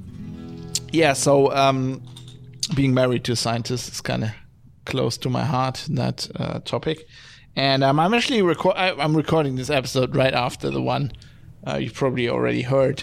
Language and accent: English; Duisburg, North Rhine-Westphalia, Germany; I'm from Duisburg in Germany